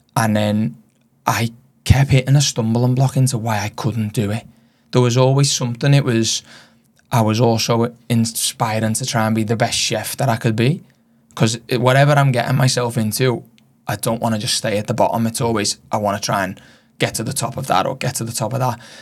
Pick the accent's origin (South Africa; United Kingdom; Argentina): United Kingdom; Liverpool, North West England; moved away as an adult; now in Australia; being from Liverpool